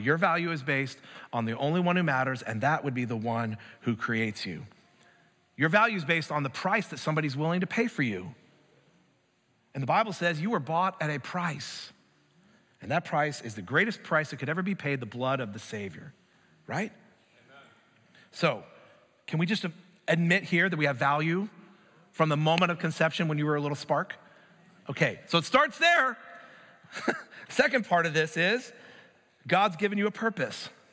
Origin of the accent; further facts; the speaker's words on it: United States; I'm an American